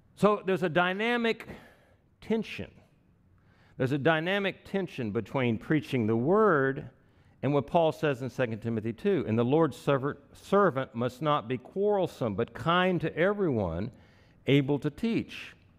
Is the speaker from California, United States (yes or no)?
no; Wichita Falls, Texas, United States; moved away; I was raised in Wichita Falls